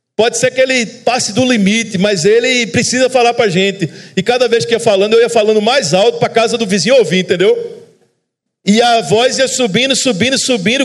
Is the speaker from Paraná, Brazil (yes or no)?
no; Recife, Pernambuco, Brazil; accent: sotaque da turma do Recife; eu sou de Recife